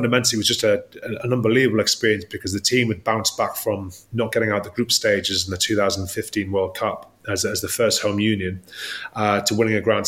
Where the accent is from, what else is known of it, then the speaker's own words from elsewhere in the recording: Newcastle upon Tyne, North East England, United Kingdom; I'm from Newcastle, so some words don't quite sound right